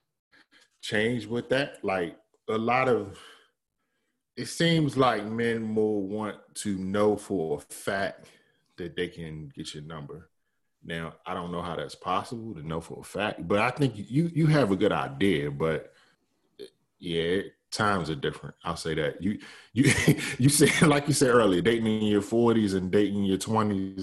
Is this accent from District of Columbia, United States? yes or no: yes; Washington, District of Columbia, United States; moved away as an adult; now in California, United States; From the DC area